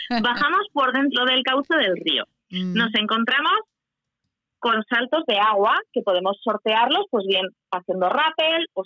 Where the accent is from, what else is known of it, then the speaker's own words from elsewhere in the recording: Huesca, Aragon, Spain; Yo cuando voy por cualquier sitio, yo presumo yo que soy de Huesca. ¿eh? Yo vivo en Huesca